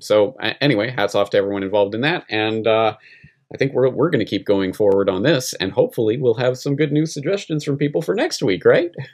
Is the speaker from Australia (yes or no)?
no; Canada; now in Japan; I'm Canadian in Japan